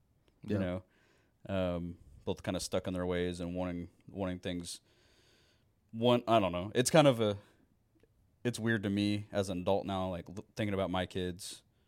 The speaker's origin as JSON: {"language": "English", "town": "Muskogee", "region": "Oklahoma", "country": "United States", "tie": "born there", "said": "So I was born in Muskogee."}